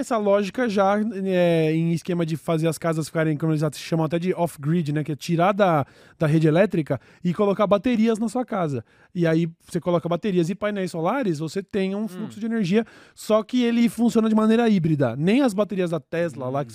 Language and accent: Portuguese; São Paulo, Brazil; nós somos o o grande centro